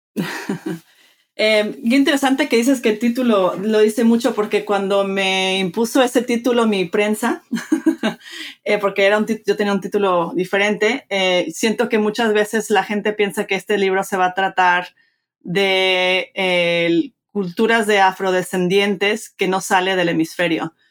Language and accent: Spanish; Mexico; moved away; me crié en México, este, padre mexicano, de madre americana, crecí bilingüe, bicultural